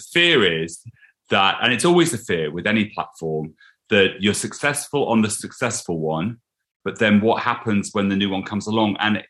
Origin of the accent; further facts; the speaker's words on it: East Midlands, United Kingdom; The Lincolnshire fence. The Lincolnshire fence.